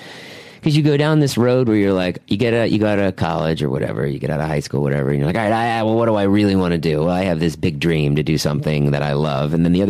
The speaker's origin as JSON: {"language": "English", "town": "Boston", "region": "Massachusetts", "country": "United States", "said": "Boston area? Yeah."}